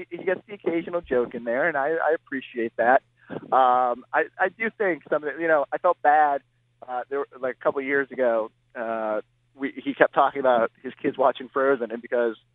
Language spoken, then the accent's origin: English; Worcester, Massachusetts, United States; I grew up here in Worcester, and we have two like world famous hot dog spots, but they're more known for their toppings than necessarily the the frank that they use.